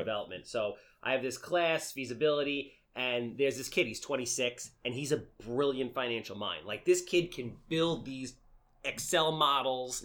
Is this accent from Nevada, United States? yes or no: no; New York City, New York, United States; I was born in Canarsie